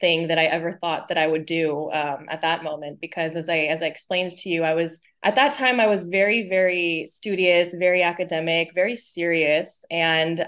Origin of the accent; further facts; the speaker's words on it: California, United States; moved away as an adult; also born or lived in Los Angeles; So born and raised in California, very international, kind of mixed up culturally family.